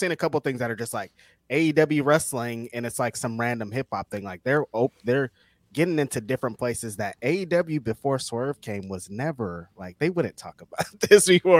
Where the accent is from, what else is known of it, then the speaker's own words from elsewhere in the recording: California, United States; I'm from Cali. We did invent that shit, and we got the best weed.